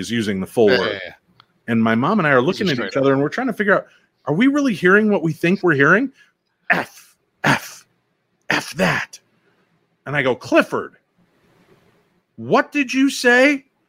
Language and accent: English; Germany; born or raised there